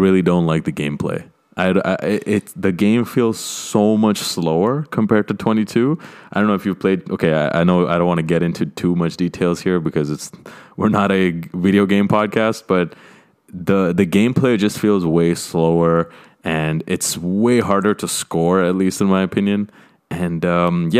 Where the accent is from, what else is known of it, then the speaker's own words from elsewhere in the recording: Canada; my home country of Canada